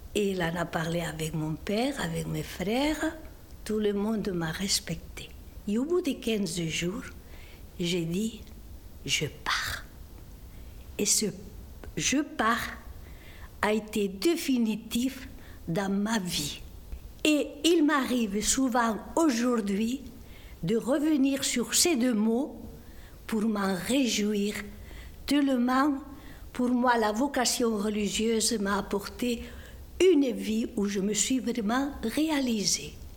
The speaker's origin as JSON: {"language": "French", "town": "Esterri de Cardós", "region": "Catalonia", "country": "Spain", "tie": "born or raised there", "moved": "yes", "lives_now": "Montauban, France", "said": "Je suis née dans les Pyrénées catalanes, versant espagnol, petit village de la montagne appelé Esterri de Cardos, limitrophe avec la Riège"}